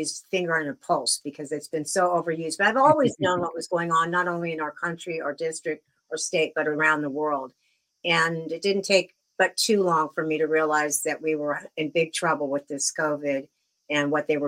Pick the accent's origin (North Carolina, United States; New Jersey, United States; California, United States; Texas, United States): California, United States; Southern; now in Bristol, United States; I grew up in Southern California originally